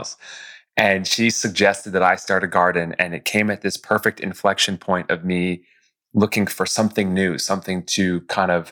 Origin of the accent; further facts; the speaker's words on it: White Plains, New York, United States; I grew up just north of New York City in White Plains, New York.